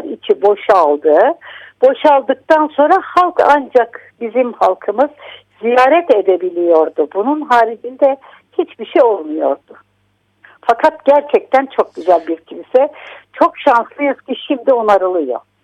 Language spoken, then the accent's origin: Turkish; Malatya, Turkey; now in Istanbul, Turkey; yaşamamın büyük bir bölümünü İstanbul'da yaşamama rağmen nerelisiniz dedikleri vakit gururla Malatyalıyım diyorum